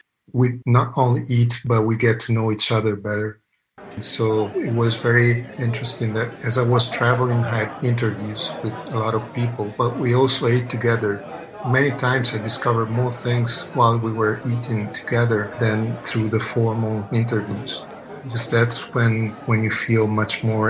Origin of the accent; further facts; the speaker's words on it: Emilia-Romagna, Italy; I come from Emilia-Romagna, which today is one of the richest regions in the country